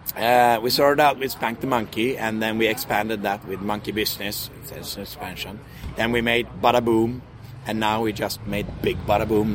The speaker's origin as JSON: {"language": "English", "country": "Sweden", "said": "We're from Sweden"}